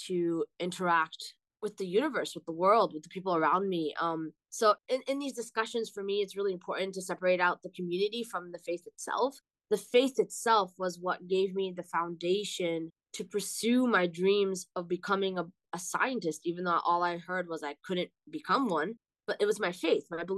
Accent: Boston, Massachusetts, United States; also born or lived in Maryland; I was born in Maryland, but I grew up in the Boston area

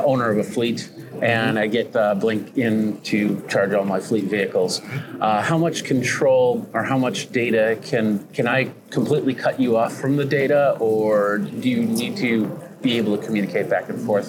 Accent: Wisconsin, United States; I'm from Wisconsin.

